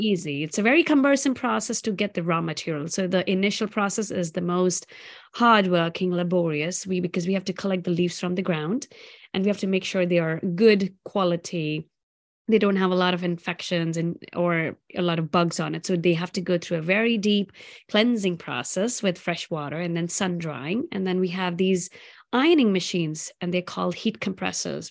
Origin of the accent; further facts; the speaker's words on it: South India, India; moved away; I grew up in India, in south part of India, eating on banana leaves